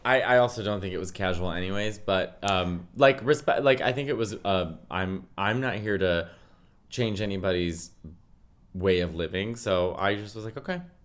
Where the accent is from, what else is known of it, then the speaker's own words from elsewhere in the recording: New York City, New York, United States; I'm a New Yorker